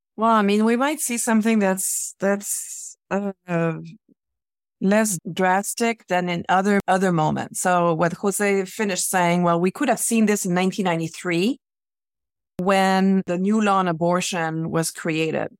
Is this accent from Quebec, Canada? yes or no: yes; Quebec, Canada; I grew up in Quebec in the nineteen seventies